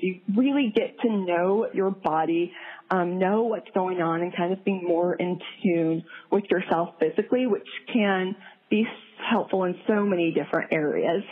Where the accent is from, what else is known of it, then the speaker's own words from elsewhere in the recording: Midwest, United States; also born or lived in South Korea; I'm from the Midwest